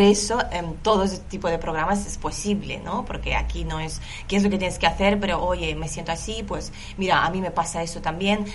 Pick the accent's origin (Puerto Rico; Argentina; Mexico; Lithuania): Lithuania; Spanish is a second language; moved away as an adult; now in Barcelona, Spain; Yo soy de Lituania